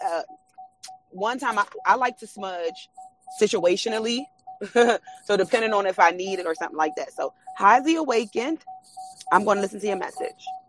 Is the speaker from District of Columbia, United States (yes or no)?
yes; Washington, District of Columbia, United States; born and raised in uh, Washington, D.C.